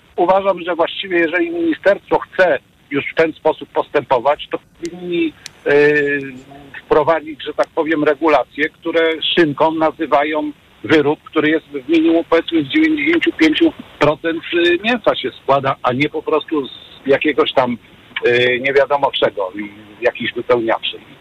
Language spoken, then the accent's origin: Polish; Poznań, Greater Poland, Poland; Ja jestem z Poznania